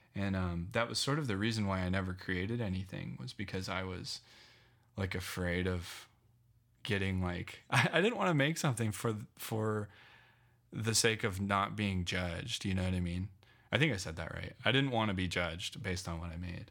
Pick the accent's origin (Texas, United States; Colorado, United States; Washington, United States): Colorado, United States; Loveland; also born or lived in Phoenix / New York; I grew up in Loveland, um, my, until I was eighteen